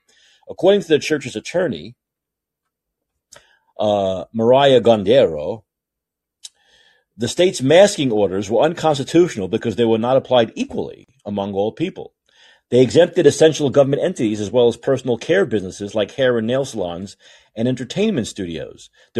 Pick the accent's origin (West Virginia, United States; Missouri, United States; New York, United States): New York, United States; New York City; I come from Brooklyn.